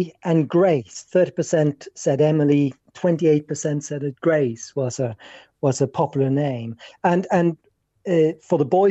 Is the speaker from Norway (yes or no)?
yes; Norway; moved away; I was born in Norway